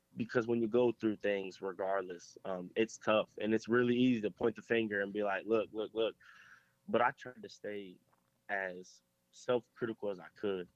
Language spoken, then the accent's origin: English; Pickerington, Ohio, United States; moved away as an adult; now in South Carolina, United States; I'm originally from from Pickerington, Ohio